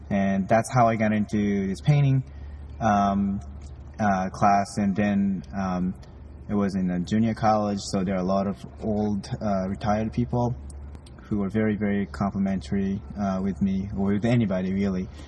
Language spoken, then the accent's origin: English; Japan; moved away; I grew up in Japan